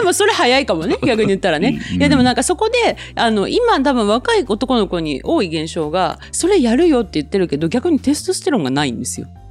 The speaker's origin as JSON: {"language": "Japanese", "region": "Kyushu", "country": "Japan", "tie": "born or raised there", "said": "私も言っても九州で生まれ育って九州にいます"}